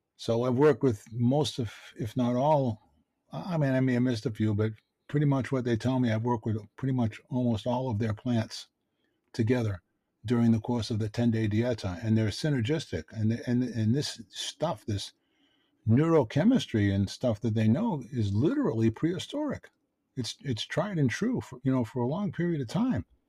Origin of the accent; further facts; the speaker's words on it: Boston, Massachusetts, United States; I grew up in Dorchester. It's a tough neighborhood in Boston